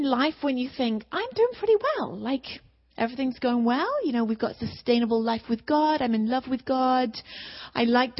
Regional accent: England, United Kingdom; moved away; we're both from England.

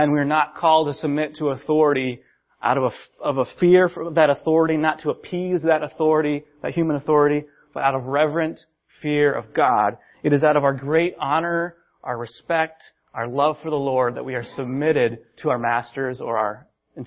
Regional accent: United States; as American Christians

